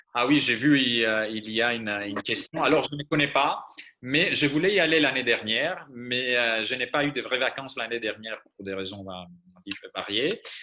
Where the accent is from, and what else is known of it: Greece; born or raised there; first language Greek; French is a second language; moved away as an adult; now in France